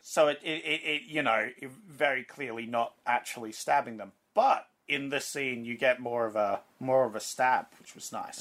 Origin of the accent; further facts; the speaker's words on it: Australia; as an Australian that works at a bottle load